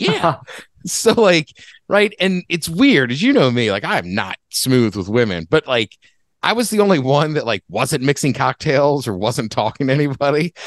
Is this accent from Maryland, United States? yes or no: yes; College Park, Maryland, United States; moved away; I grew up in College Park